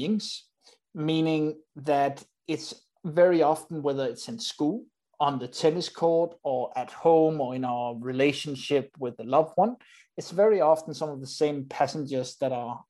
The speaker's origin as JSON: {"language": "English", "country": "Denmark", "said": "I'm from Denmark"}